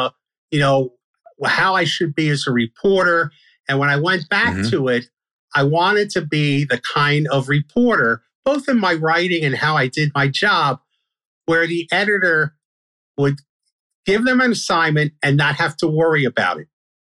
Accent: Brooklyn, New York, United States; Yeah. I grew up on Washington Avenue, I used to read the Daily News and the Daily Mirror at the time, sports section, when I was a little kid.

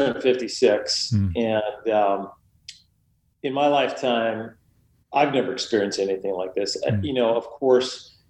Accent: United States; I was born and raised right outside New York City. In fact, my bedroom overlooked Lower Manhattan, and I could see them build the World Trade Center.

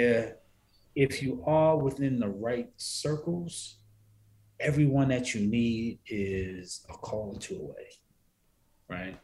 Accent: New York City, New York, United States; now in Atlanta, United States; I was born and raised in Harlem

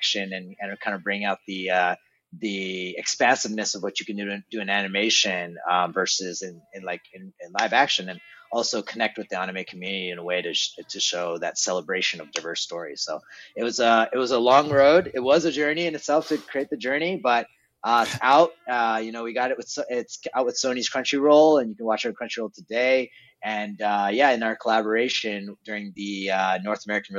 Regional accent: Trondheim, Trøndelag, Norway; moved away; I was born in Trondheim, Norway, like a fisherman town in Norway.

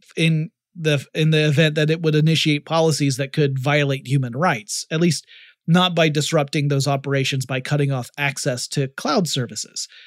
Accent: Atlanta, Georgia, United States; Down in Atlanta, that's my hometown

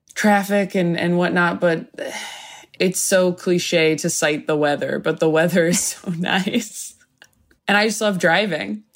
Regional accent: Temecula, California, United States; born or raised there

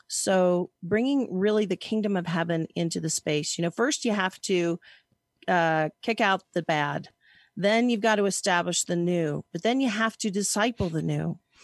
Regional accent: Hays, Kansas, United States; also born or lived in San Francisco Bay Area, California; now in Lake Tahoe, United States; I was born in Hays, Kansas.

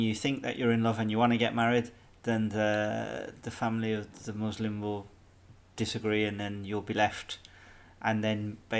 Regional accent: England, United Kingdom; moved away as an adult; now in Ireland; when I was growing up in England

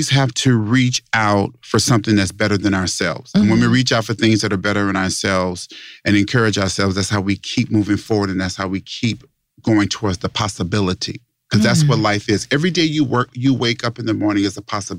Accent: Las Vegas, Nevada, United States; I'm from Las Vegas, Nevada. Born and raised in Las Vegas, Nevada.

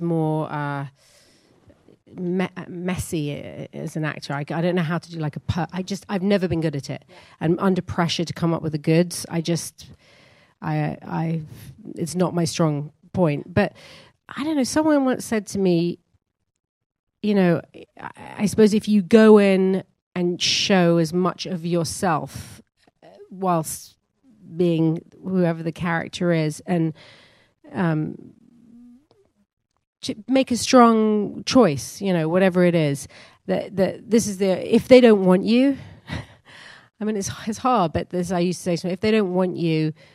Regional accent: England, United Kingdom; I'm first generation, and so I am English

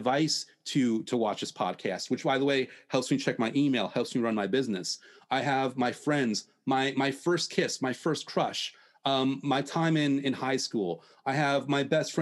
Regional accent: United States; me growing up in the States

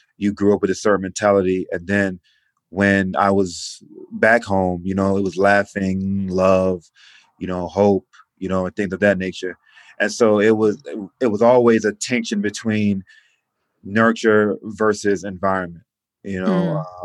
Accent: Atlanta, Georgia, United States; I grew up in inner city Atlanta on the east side, zone 6

